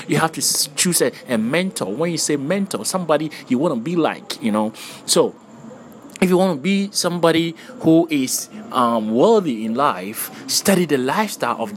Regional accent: Ghana; I'm Ghanaian

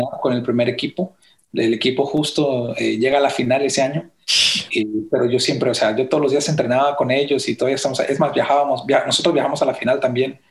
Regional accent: Dallas, Texas, United States; also born or lived in Ciudad Juárez, Mexico / Wylie, Texas; yo crecí ahí en Dallas

